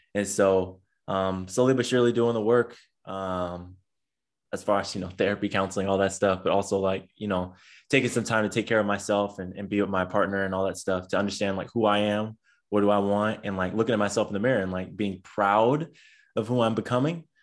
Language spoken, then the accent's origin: English; San Diego, California, United States; now in Long Beach, United States; I'm originally from San Diego, California, um, but now reside in Long Beach, uh, California